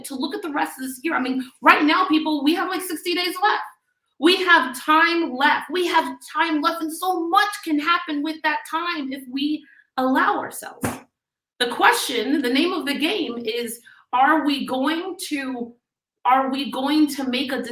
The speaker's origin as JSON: {"language": "English", "town": "Miami", "region": "Florida", "country": "United States", "said": "I'm from Miami, Florida"}